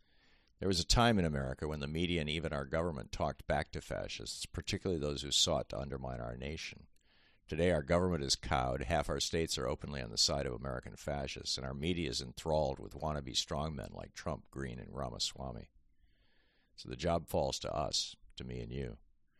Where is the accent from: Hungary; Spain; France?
Hungary; born there; I was born in Hungary.